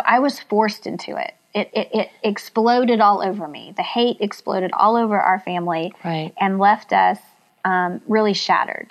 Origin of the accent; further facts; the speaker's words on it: Oklahoma, United States; moved away; also born or lived in Kansas City; I was raised in Oklahoma in a small town.